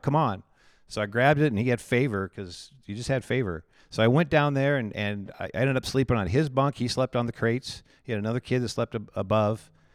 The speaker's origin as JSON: {"language": "English", "town": "Indianola", "region": "Iowa", "country": "United States", "tie": "born or raised there", "also_born_or_lived": "Texas", "lives_now": "Pella, United States", "said": "I grew up in Indianola, Iowa"}